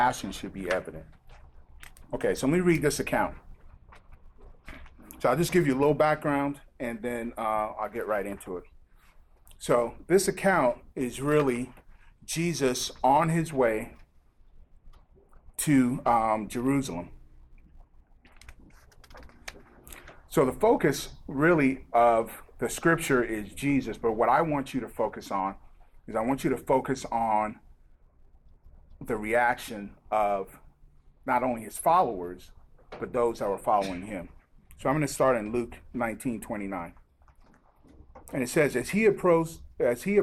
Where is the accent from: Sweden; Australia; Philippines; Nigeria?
Nigeria; now in United States; I've had the privilege of growing up in Nigeria